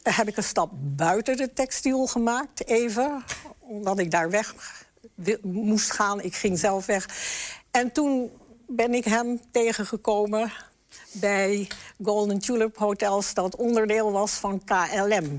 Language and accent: Dutch; the West, Netherlands; moved away as an adult; also born or lived in Enschede; Ik kom uit het Westen